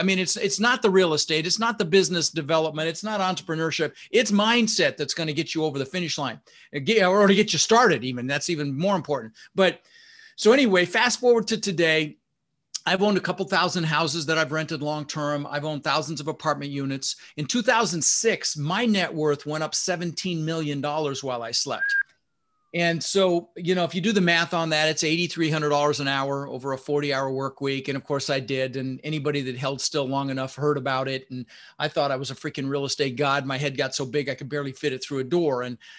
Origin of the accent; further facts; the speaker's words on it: Denver, Colorado, United States; also born or lived in Netherlands; I was born in the Netherlands, you know, Holland, wooden shoes, windmills. And we immigrated and we ended up in Denver, Colorado, and we grew up struggling.